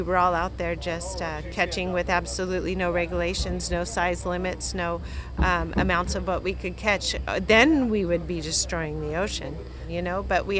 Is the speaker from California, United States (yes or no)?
yes; Monterey, California, United States; now in Oregon, United States; My husband and I are both from Monterey, California.